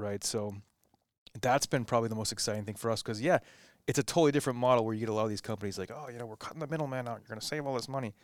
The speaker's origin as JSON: {"language": "English", "region": "New England", "country": "United States", "tie": "born or raised there"}